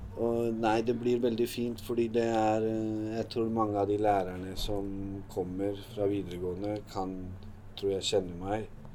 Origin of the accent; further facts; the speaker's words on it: Hallingdal, Buskerud, Norway; moved away as an adult; also born or lived in Drammen; jeg vokste opp i Hallingdal.